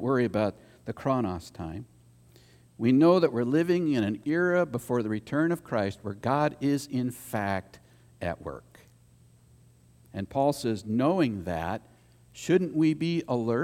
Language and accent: English; United States; As an American